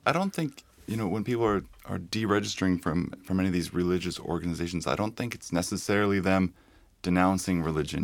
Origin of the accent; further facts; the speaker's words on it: Toronto, Ontario, Canada; now in Iceland; I come from Toronto